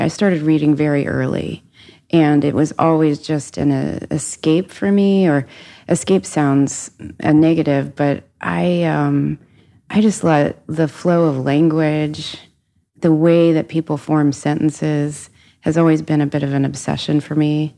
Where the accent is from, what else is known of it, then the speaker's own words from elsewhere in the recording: Cincinnati, Ohio, United States; I grew up in Cincinnati, family of four